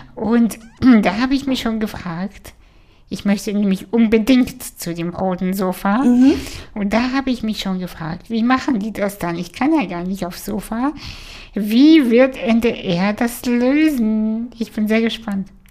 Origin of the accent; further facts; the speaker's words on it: Kazakhstan; now in Germany; ich komme aus Kasachstan, wo wir nicht mal fließend Wasser hatten